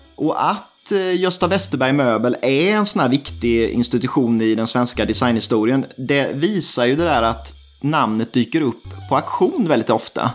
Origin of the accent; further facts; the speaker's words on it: Småland, Sweden; som smålänning